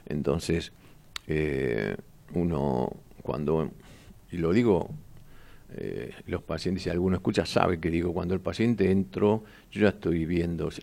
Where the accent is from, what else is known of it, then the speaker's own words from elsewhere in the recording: Buenos Aires, Argentina; donde yo nací en Mataderos